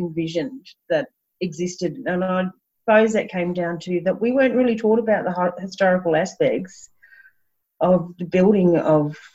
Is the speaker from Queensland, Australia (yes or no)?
yes; Brisbane, Queensland, Australia; I grew up around Brisbane and Bribie Island and the beach, and had horses